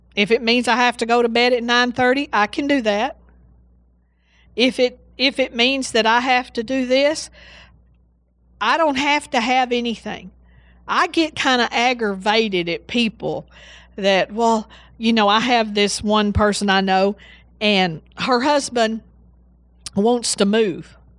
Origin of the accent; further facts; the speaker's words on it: Seagraves, Texas, United States; also born or lived in Breckenridge, Texas; I was born in Breckenridge. And how we, the way we got to West Texas, oh, actually, when I say West Texas, I'm talking about Sea Graves